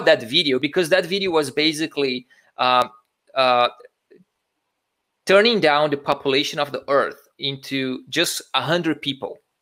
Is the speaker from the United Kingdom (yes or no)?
no; Brazil; moved away as an adult; also born or lived in Italy; I was I was born in Brazil. I I did school and I went to to college uh, in Brazil